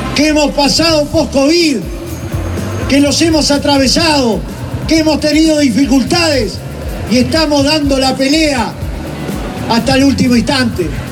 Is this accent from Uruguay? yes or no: yes; Uruguay; Somos todos uruguayos